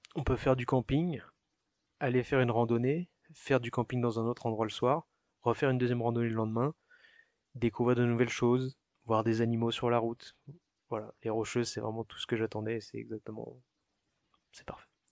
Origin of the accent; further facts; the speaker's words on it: Chatou, Île-de-France, France; moved away as an adult; now in Calgary, Canada; je viens de France, donc à côté de Paris, en région parisienne, dans les Yvelines